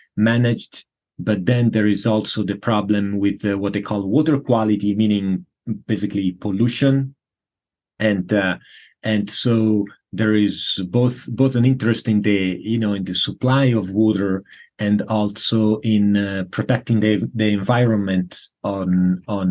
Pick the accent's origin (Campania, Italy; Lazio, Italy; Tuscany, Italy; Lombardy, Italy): Tuscany, Italy; Florence; now in San Diego, United States; I grew up in Florence, Italy